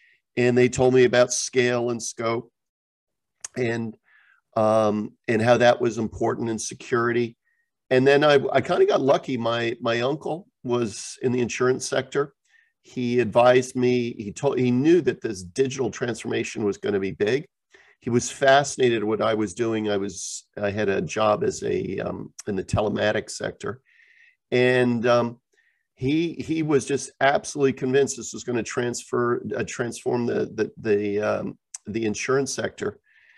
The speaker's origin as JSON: {"language": "English", "region": "Geneva", "country": "Switzerland", "tie": "born or raised there", "also_born_or_lived": "New Jersey / Japan / Europe", "said": "I am American, born in New Jersey, but I grew up high school in Geneva, Switzerland, went to Georgetown, I went to business school, and then basically lived in Japan and then in Europe for all my life."}